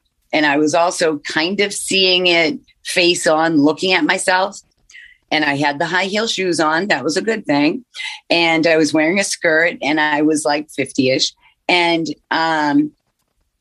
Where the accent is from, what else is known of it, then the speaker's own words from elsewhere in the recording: Massachusetts, United States; I'm from Massachusetts